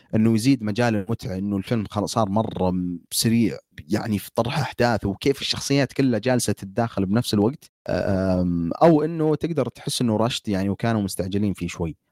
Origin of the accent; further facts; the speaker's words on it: Saudi Arabia; عندنا بالسعوديه